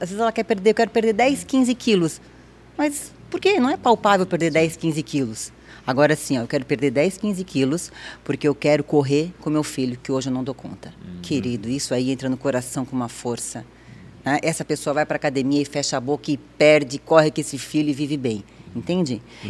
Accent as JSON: {"language": "Portuguese", "town": "Blumenau", "region": "Santa Catarina", "country": "Brazil", "tie": "born or raised there", "said": "Eu nasci aqui em Blumenau, minha mãe é de cidade de Sombrio"}